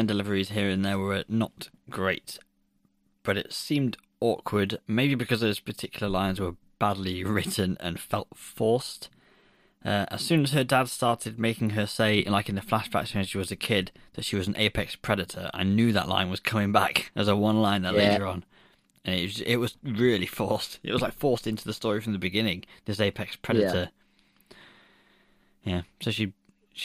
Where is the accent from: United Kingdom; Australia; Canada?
United Kingdom; we're from Britain.